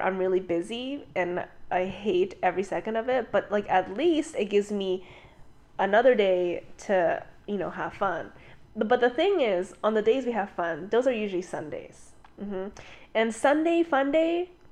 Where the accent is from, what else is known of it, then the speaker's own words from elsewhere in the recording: Canada; I was born and raised in Canada